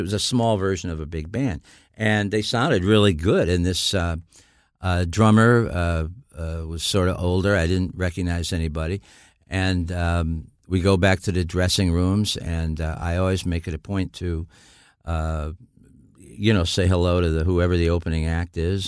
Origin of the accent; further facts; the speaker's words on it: Niles, Michigan, United States; also born or lived in Dayton, Ohio; I was born in Dayton, Ohio. I was raised in Niles, Michigan